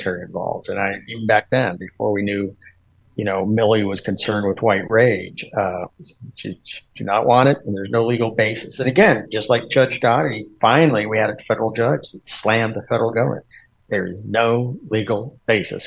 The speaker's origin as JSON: {"language": "English", "region": "Washington", "country": "United States", "said": "Washington, my home state."}